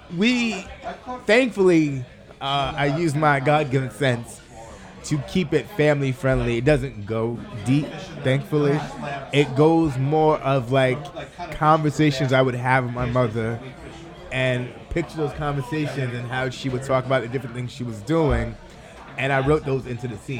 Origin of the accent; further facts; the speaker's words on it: Southampton, New York, United States; I grew up in Southampton, went to school in Southampton